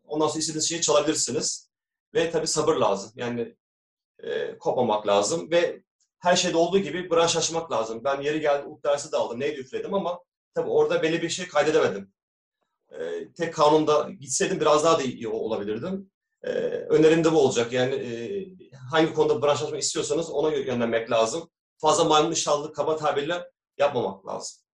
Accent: Istanbul, Turkey; ben İstanbul'da doğumluyum. 1982 İstanbul doğumluyum.

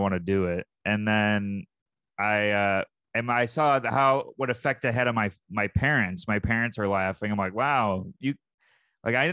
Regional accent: Syracuse, New York, United States; moved away; I'm from Syracuse, New York

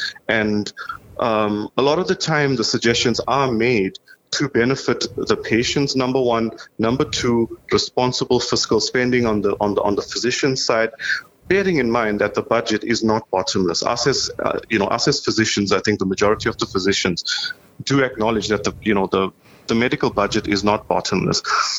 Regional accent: South Africa; now in Canada; I've been in Canada about 10 years now. That's my personal story. I came in from South Africa in 2010.

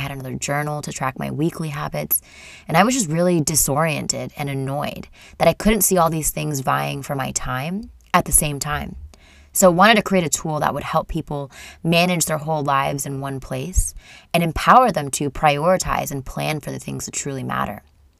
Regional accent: Portland, Oregon, United States; also born or lived in India; I am from Portland, Oregon. That's what I would call home. But I was born in India and am a Canadian citizen.

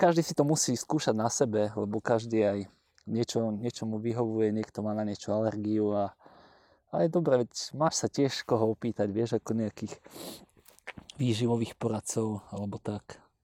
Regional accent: Trnava, Trnava Region, Slovakia; u nás v Trnave

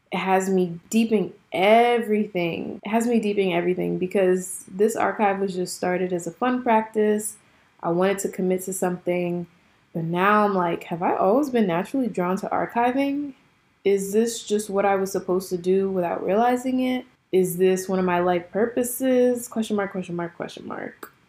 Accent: Jersey City, New Jersey, United States; growing up in Jersey City in a predominantly black school

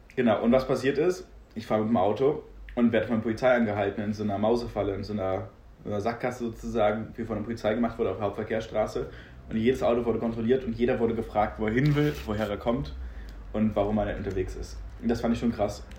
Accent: Berlin, Germany; komme hier aus der Mutterstadt, hier geboren

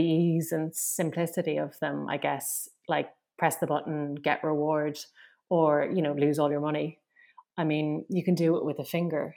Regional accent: Limerick, Munster, Ireland; I'm from Limerick

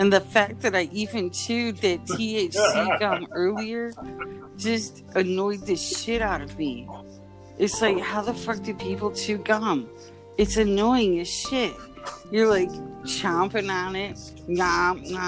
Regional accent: Chicago, Illinois, United States; I'm from Chicago

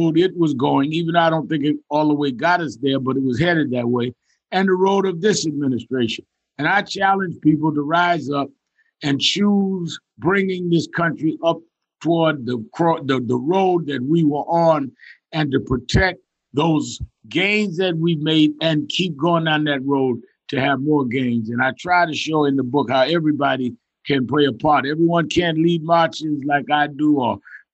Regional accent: New York, United States; I was raised in New York, born and raised there.

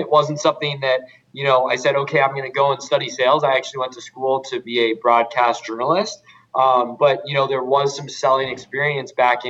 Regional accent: Albuquerque, New Mexico, United States; also born or lived in San Diego, California / Boston; So I was born in San Diego, California. I lived there till I was six. Then I moved across the country to just outside of Boston, where I was for another 6 years, from 6 to 12. But I tell people I grew up in Albuquerque, New Mexico, 12 to 18

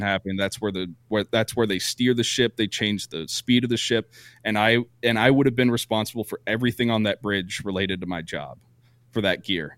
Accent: Vermont, United States; moved away as an adult; I grew up in Vermont

